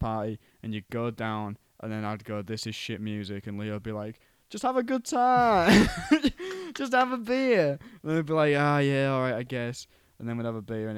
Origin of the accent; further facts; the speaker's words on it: Cottingham, Yorkshire and the Humber, United Kingdom; there's a pub in my hometown called Tiger